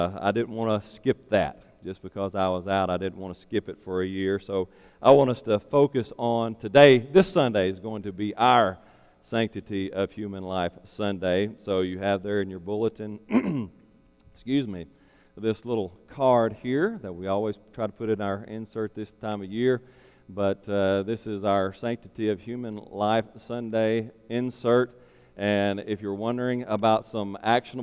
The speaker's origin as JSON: {"language": "English", "region": "Arkansas", "country": "United States", "tie": "born or raised there", "moved": "yes", "lives_now": "Louisiana, United States", "said": "my home state of Arkansas"}